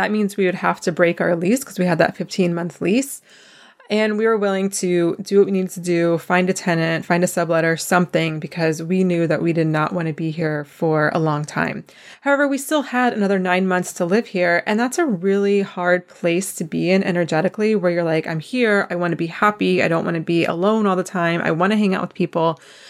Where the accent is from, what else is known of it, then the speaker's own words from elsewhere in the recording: East Coast, United States; We're both from the East Coast. And so being off the East Coast just kind of felt like a novelty